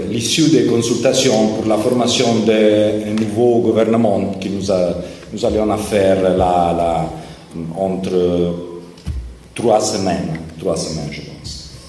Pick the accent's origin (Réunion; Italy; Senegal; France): Italy; Naples, Campania; French is a second language; Je suis de Naples